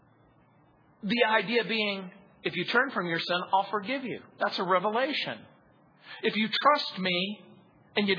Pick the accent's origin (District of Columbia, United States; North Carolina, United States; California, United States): California, United States; Southern; I grew up in Southern California